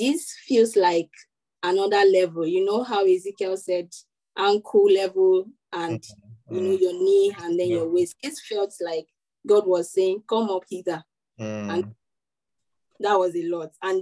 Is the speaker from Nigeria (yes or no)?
yes; Nigeria; as a Nigerian